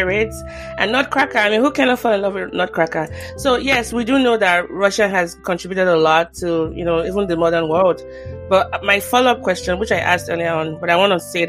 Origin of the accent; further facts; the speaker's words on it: Nigeria; now in United States; as a Nigerian living in the US